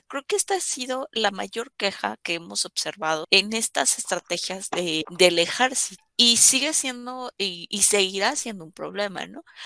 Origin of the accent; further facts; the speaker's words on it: Mexico; como ciudadanos mexicanos tenemos